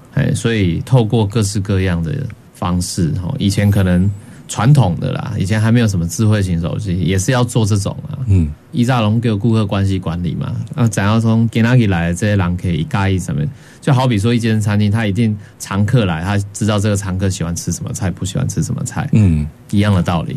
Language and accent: Chinese; Taiwan; 我们台湾人